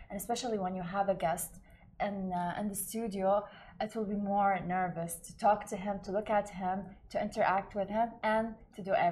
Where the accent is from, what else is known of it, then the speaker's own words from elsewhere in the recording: Baghdad, Baghdad Governorate, Iraq; up by the way? Uh, in Baghdad.